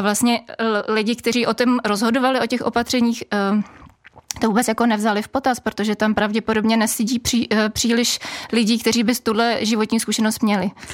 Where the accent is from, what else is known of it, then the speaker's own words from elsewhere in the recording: Bohemia, Czechia; A u nás v Čechách